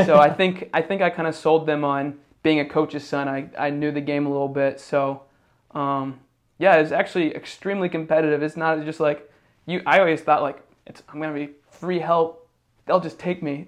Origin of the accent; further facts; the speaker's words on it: Indiana, United States; moved away; also born or lived in Ohio; I grew up in Indiana